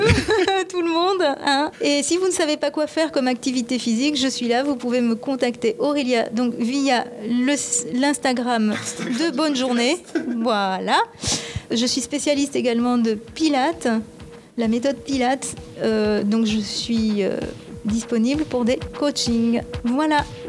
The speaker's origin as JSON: {"language": "French", "country": "Japan", "tie": "born or raised there", "moved": "yes", "lives_now": "France", "said": "je suis moitié japonaise et je suis née, j'ai grandi au Japon"}